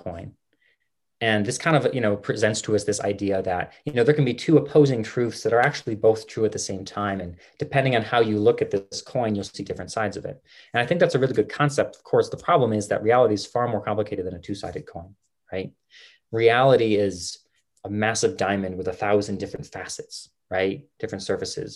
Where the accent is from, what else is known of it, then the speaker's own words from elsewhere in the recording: West Virginia, United States; now in Colorado, United States; I was the man from West Virginia. I'm in Colorado now, but I was the man from West Virginia